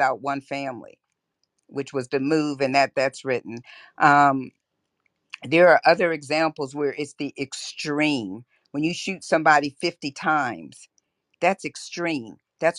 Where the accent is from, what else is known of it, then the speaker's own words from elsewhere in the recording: Pennsylvania, United States; moved away; I'm originally from Pennsylvania, which is predominantly white. And so when you kind of grow up in that environment